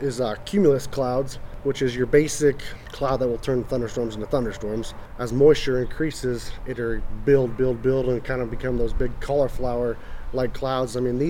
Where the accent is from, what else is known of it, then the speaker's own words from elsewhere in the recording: Iliff, Colorado, United States; I'm from Iliff, Colorado, northeastern Colorado.